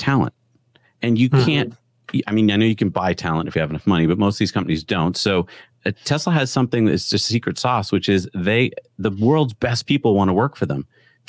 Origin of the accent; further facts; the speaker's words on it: East Coast, United States; moved away; I grew up on the East Coast.